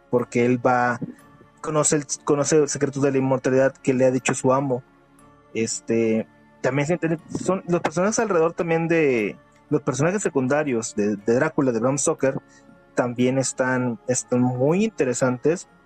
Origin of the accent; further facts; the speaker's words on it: Uruguay; soy de Uruguay.